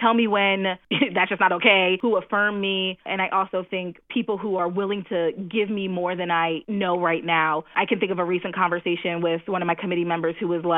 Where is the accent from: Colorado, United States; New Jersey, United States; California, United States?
New Jersey, United States; I'm from New Jersey